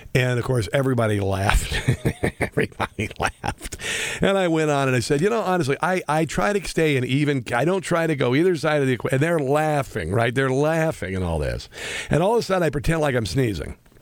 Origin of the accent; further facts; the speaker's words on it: Midwest, United States; moved away as an adult; also born or lived in Washington, D.C.; now in Kansas City, United States; I grew up in the Midwest